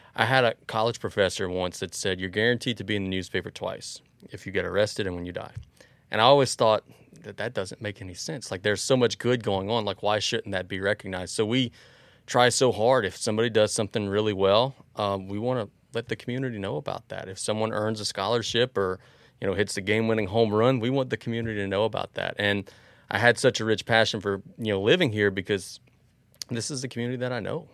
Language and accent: English; Galliano, Louisiana, United States; also born or lived in Cut Off, Louisiana; we lived in East 115th Street in Galliano, which is exactly across from Galliano Elementary School